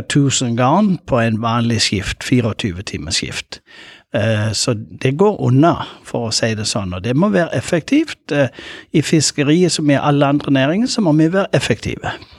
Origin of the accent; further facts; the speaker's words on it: Lindesnes, Agder, Norway; jeg kommer fra Lindesnes